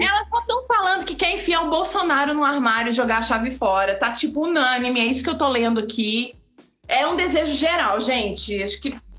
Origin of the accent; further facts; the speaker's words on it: Blumenau, Santa Catarina, Brazil; now in Belo Horizonte, Brazil; eu sou de Blumenau